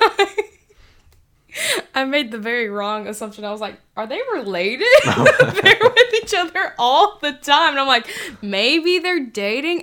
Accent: Athens, Alabama, United States; I am from a small town up in North Alabama called Athens, and it is not in Georgia.

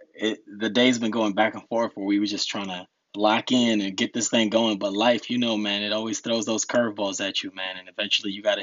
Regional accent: Rahway, New Jersey, United States; born or raised there; English is a second language; also born or lived in Newark, New Jersey / Dominican Republic

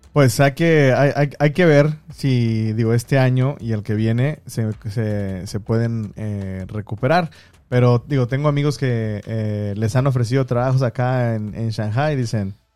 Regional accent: Mexico; also born or lived in Guangdong, China; now in China; soy mexicano.

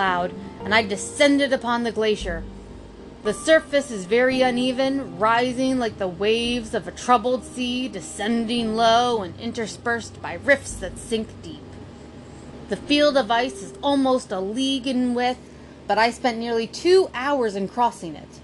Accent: United States; I'm American.

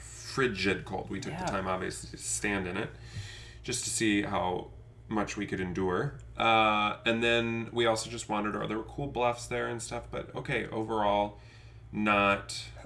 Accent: Iowa, United States; Where are you from? Iowa.

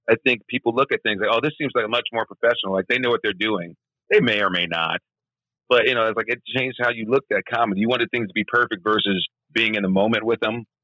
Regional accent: Memphis, Tennessee, United States; I agree. I mean, growing up in Memphis, I was doing comedy.

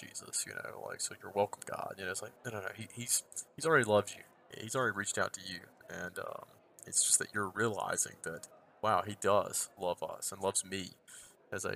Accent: the South, United States; I'm Southerner

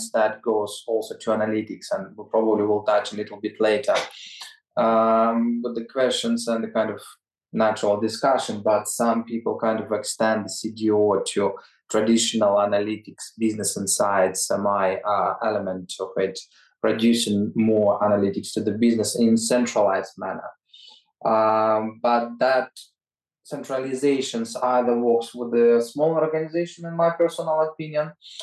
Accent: Ukraine; now in United Kingdom; my home country in Ukraine

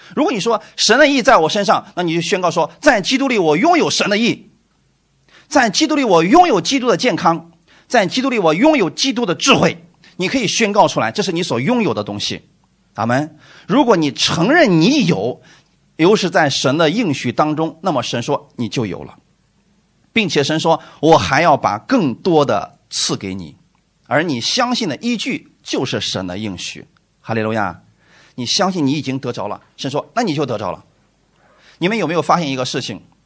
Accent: China; 我们中国人

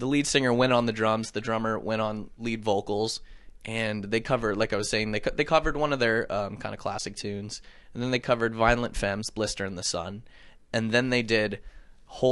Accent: Canada; Growing up in Canada

